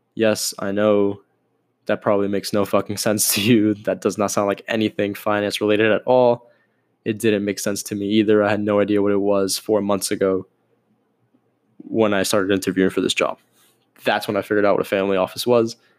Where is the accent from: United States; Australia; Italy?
United States; Miami, Florida; I am born and raised in Miami, still in Miami